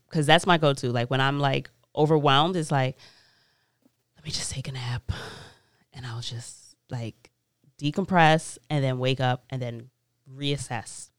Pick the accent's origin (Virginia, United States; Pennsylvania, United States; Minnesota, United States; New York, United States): New York, United States; New York City; born and raised in Queens